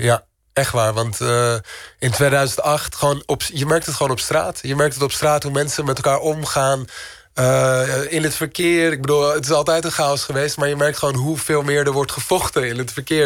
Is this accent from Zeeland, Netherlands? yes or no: no; Amsterdam, North Holland, Netherlands; moved away as an adult; also born or lived in Istanbul; Amsterdam is altijd mijn thuis geweest